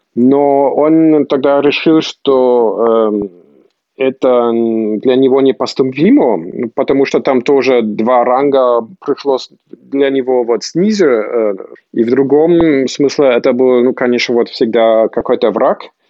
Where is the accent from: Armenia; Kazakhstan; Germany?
Germany; Potsdam, Brandenburg; also born or lived in Moscow, Russia / Volgograd, Russia; я жил в Потсдаме